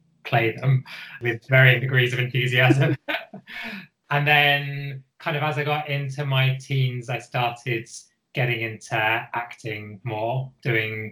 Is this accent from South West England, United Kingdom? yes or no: yes; Bristol, South West England, United Kingdom; moved away; I'm from Bristol, originally